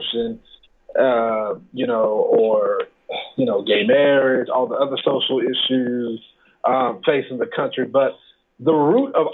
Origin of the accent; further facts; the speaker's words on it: Dallas, Texas, United States; I am originally from Dallas, Texas